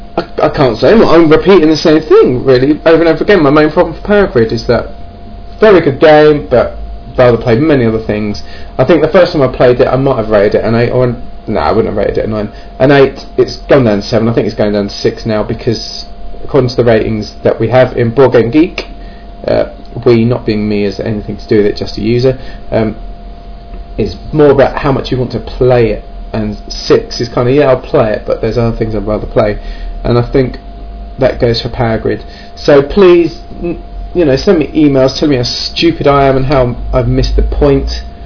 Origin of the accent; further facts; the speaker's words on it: England, United Kingdom; But, so I'm English and I'm British. Brilliant, I can be two things at once.